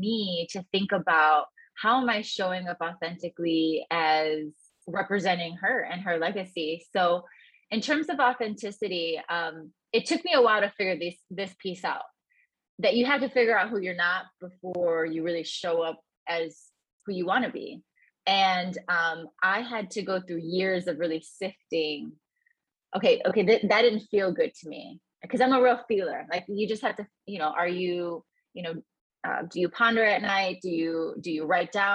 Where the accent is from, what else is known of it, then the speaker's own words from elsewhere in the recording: Chicago, Illinois, United States; I grew up in the south side of Chicago in Gage Park. Very proud of the fact, born and raised in Gage Park in Chicago.